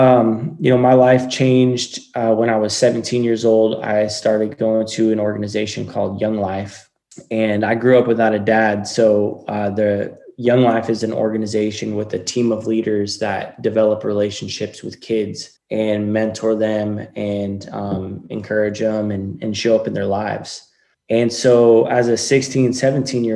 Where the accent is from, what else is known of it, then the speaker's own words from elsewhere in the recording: Coos Bay, Oregon, United States; I grew up in a little town called Coos Bay on the Oregon coast.